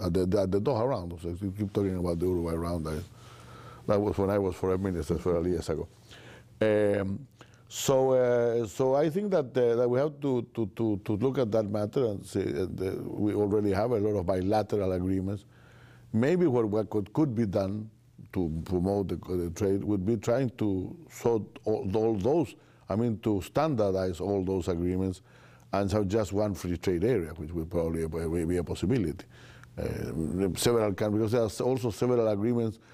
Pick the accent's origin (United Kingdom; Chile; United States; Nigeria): Chile; I'm from Chile